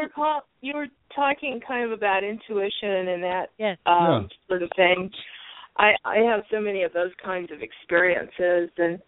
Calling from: Arizona, United States; … from Arizona.

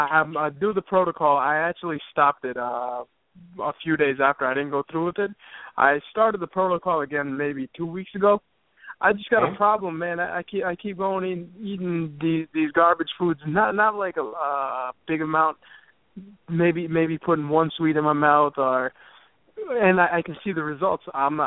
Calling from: New Jersey, United States; Colin, what's going on? From New Jersey.

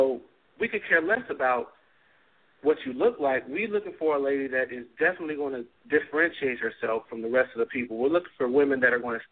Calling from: New Jersey, United States; I'm actually calling in from New Jersey

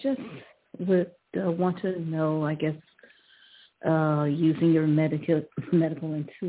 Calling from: Ohio, United States; I'm calling from Ohio.

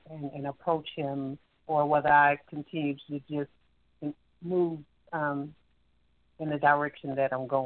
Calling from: Alabama, United States; I'm calling from Alabama.

